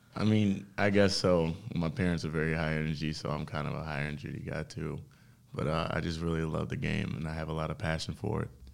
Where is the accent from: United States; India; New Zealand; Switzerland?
United States; Detroit, Michigan; moved away as an adult; also born or lived in Princeton; I come from Detroit, Michigan